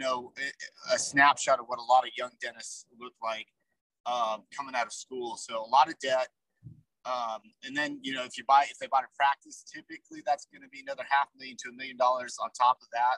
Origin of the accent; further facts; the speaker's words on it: Salt Lake City, Utah, United States; I'm from, I say I'm from Salt Lake City, so I'm a Utah kid.